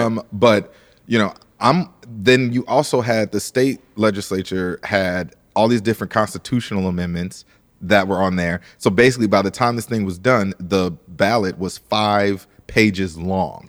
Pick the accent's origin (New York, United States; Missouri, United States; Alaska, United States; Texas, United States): Missouri, United States; St. Louis; I'm from Saint Louis, Missouri